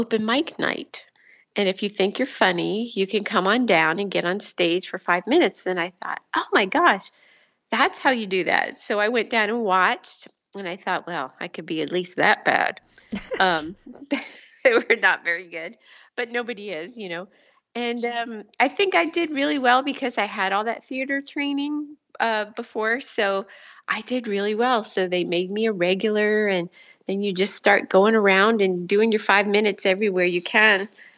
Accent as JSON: {"language": "English", "region": "New York", "country": "United States", "tie": "born or raised there", "also_born_or_lived": "Philadelphia", "moved": "as an adult", "lives_now": "California, United States", "said": "I'm from New York"}